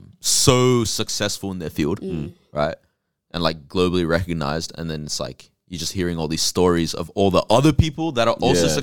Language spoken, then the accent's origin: English; United States; growing up in America